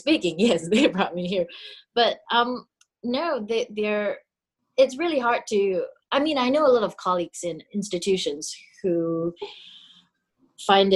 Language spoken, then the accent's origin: English; Singapore; moved away as an adult; I grew up in Singapore